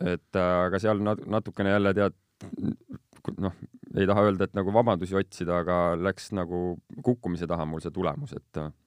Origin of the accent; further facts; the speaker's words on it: Estonia; also born or lived in Strasbourg, France / near Paris, France; ma niisugune ele tüüp olen siin Eestimaalt